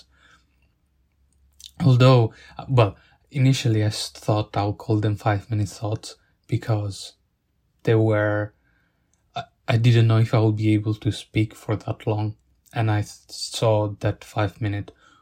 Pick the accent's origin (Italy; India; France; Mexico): Italy; accent: Italian; English is a second language; now in Sheffield, United Kingdom; I'm from Italy, but my family is from Bangladesh